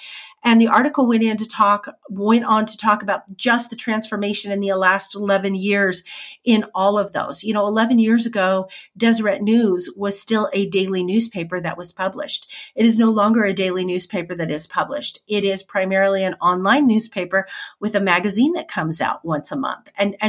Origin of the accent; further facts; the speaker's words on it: Nampa, Idaho, United States; in the town that I grew up in Nampa, we had a steak center there that was probably built in the 40s.